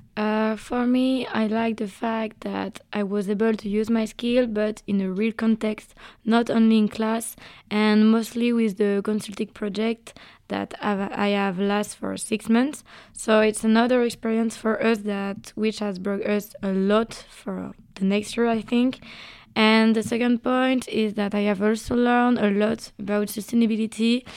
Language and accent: English; Brittany, France; I'm 21 and I'm from Brittany